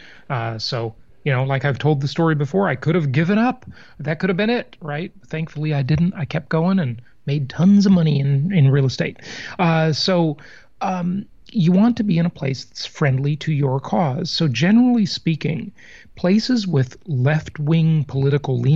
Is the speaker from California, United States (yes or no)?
yes; California, United States; moved away; the Socialist Republic of California, my home state for the vast majority of my life